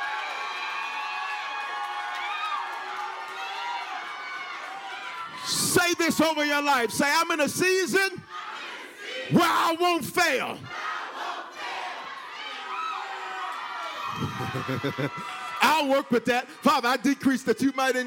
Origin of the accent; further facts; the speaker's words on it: the South, United States; accent: Southern; I'm from the South